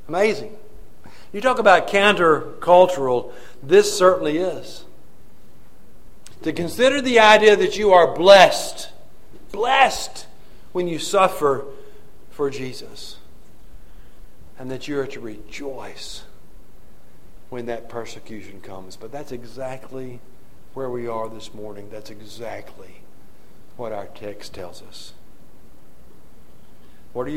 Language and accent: English; Mississippi, United States; I was born in Mississippi. I hadn't gotten far from Mississippi. I wandered away and was in exile for a few years, but I came back.